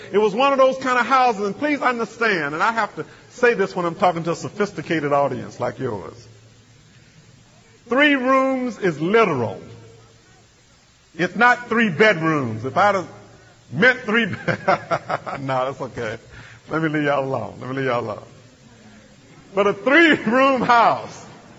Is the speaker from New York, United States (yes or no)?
no; Mississippi, United States; I remember growing up in Mississippi, I grew up powerless. I grew up in a family of 10 children.